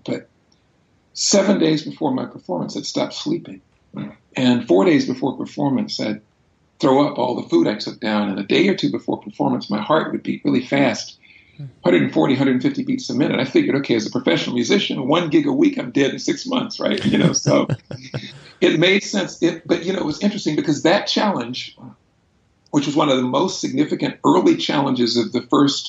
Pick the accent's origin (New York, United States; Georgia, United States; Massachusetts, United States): Georgia, United States; Brunswick; I was born in Brunswick, Georgia, southeast corner of the state of Georgia in the 1960s